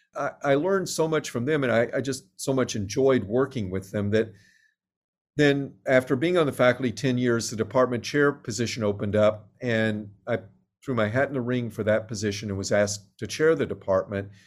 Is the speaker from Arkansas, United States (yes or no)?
yes; Little Rock, Arkansas, United States; moved away; I grew up in Little Rock, Arkansas